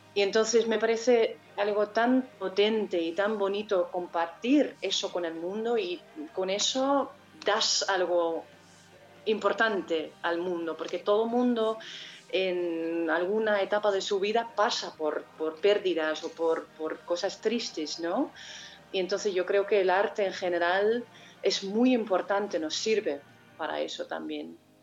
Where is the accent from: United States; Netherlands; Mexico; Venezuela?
Netherlands; North Brabant; Spanish is a second language; moved away as an adult; also born or lived in Spain; al pueblo donde yo nací, a, mi tierra, ¿no? que es Brabant en este caso, en el sur de Holanda